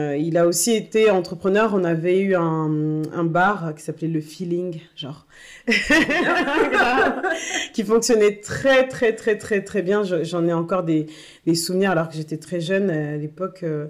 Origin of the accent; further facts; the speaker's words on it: Tourcoing, Hauts-de-France, France; moved away as an adult; also born or lived in Bordeaux; now in Paris, France; je suis née à Bordeaux, ensuite j'ai vécu à Tourcoing